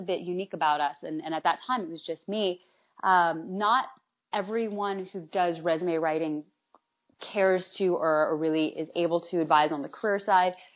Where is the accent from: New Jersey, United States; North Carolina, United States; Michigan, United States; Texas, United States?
North Carolina, United States; also born or lived in New York / Atlanta; now in Miami, United States; I grew up in North Carolina, I lived in New York, Atlanta, and now I live here, and I also lived abroad for a while